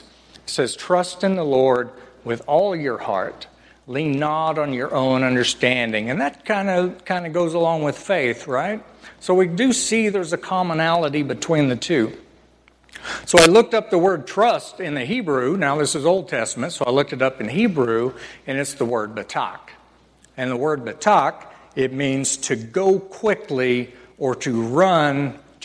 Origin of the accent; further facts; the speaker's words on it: northern Oklahoma, United States; So I grew up in Oklahoma, northern Oklahoma, and they called it Tornado Alley.